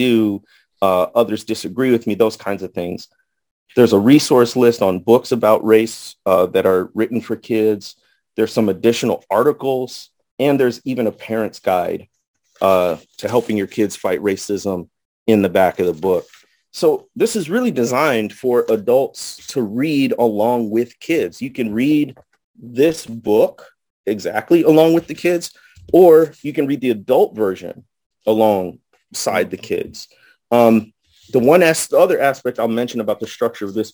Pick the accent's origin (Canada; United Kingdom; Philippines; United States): United States; Midwest; moved away as an adult; also born or lived in Indiana / Jackson, Mississippi / Arkansas Delta; now in Arkansas, United States; I grew up in the Midwest, went to Notre Dame in Indiana for college.